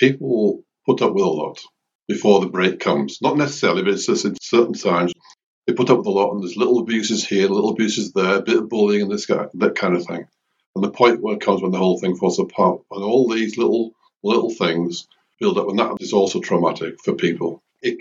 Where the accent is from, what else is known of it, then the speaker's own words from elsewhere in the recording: Lake District, North West England, United Kingdom; I'm from the Lake District